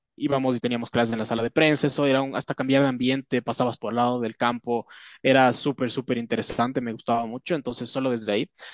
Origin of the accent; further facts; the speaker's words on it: Ecuador; yo soy acá de Ecuador